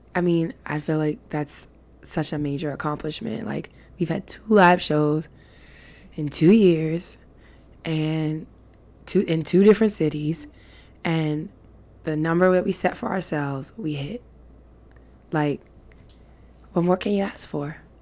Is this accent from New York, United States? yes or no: yes; New York, United States; we are of New York. Like, we're from New York.